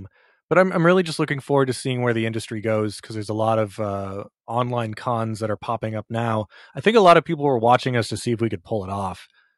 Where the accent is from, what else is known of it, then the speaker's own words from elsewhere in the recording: Minnesota, United States; moved away as an adult; now in New York, United States; I grew up in Minnesota. I lived there for 30 years before moving to New York.